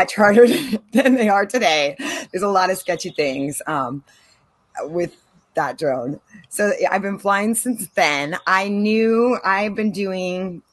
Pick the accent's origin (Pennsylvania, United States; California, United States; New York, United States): California, United States; San Diego; moved away as an adult; also born or lived in Caribbean; now in San Diego, United States; I'm from San Diego, grew up here, born and raised Californian to the bone, but I moved over 20 years ago to the Caribbean